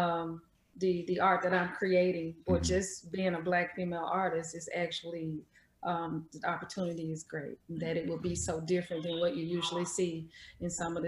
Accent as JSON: {"language": "English", "town": "Jackson", "region": "Mississippi", "country": "United States", "tie": "born or raised there", "also_born_or_lived": "Atlanta, Georgia", "said": "I was born and raised in Jackson, Mississippi"}